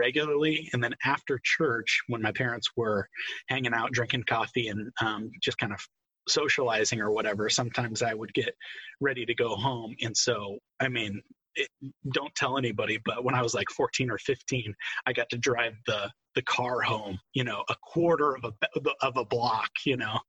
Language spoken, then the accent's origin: English; Fishers, Indiana, United States; I grew up in Fishers, Indiana, right next door to you guys, about 131st in Allisonville